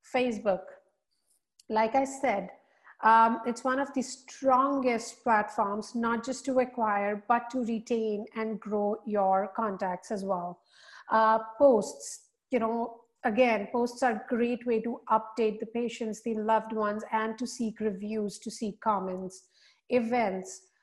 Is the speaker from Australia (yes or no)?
no; India; moved away as an adult; also born or lived in Singapore; now in United States; I am born and raised in India.